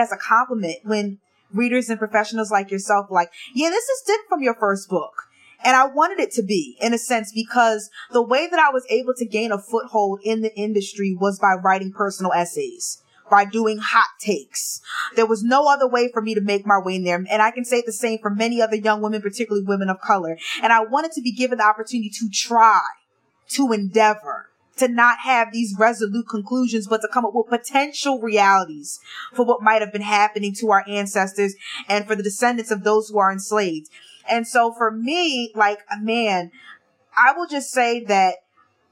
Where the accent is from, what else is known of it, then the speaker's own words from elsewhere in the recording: South New Jersey, United States; I grew up in a Black American community in New Jersey, in South New Jersey